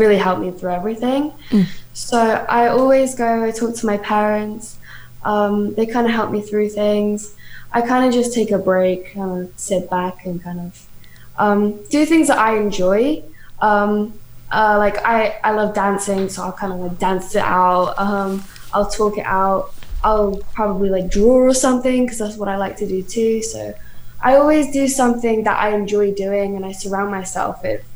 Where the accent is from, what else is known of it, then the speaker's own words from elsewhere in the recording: United Kingdom; now in Canada; I'm British, but I live in Canada now.